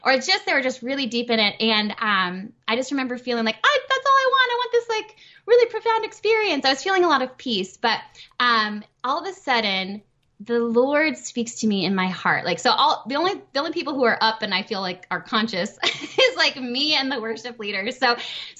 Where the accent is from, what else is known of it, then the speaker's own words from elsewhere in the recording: Minnesota, United States; moved away; I'm originally from Minnesota.